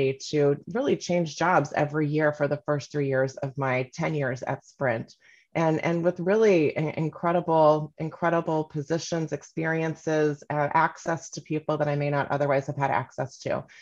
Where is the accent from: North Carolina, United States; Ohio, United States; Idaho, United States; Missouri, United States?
Missouri, United States; Kansas City; also born or lived in Northampton, Massachusetts / New York; I'm from Kansas City, born and raised